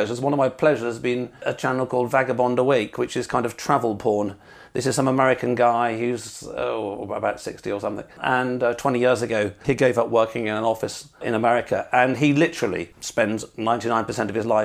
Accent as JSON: {"language": "English", "region": "England", "country": "United Kingdom", "said": "being pretty English"}